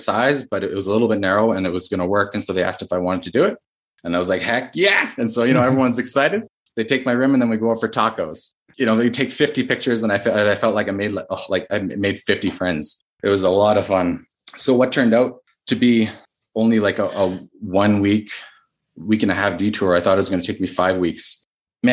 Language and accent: English; Canada; I'm Canadian